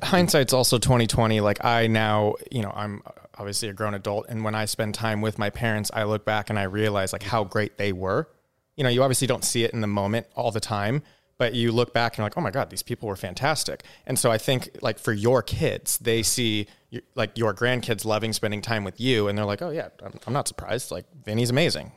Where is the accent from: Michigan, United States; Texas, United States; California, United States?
California, United States; Southern; I grew up in Southern California